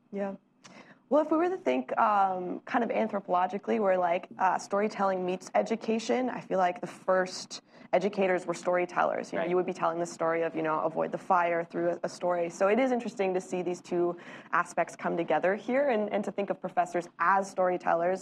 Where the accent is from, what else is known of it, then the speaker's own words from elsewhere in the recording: Canada; Canadian supermarkets, my home country